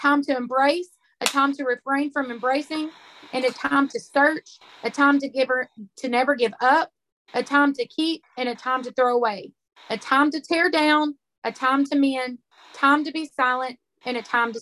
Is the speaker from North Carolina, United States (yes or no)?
no; Arkansas, United States; I'm from Arkansas